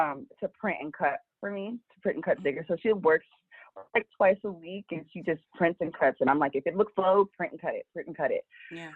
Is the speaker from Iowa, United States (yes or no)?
no; Los Angeles, California, United States; I'm from Los Angeles